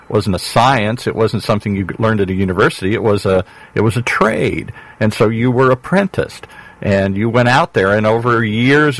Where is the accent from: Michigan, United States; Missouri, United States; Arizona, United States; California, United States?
Michigan, United States; I grew up in Michigan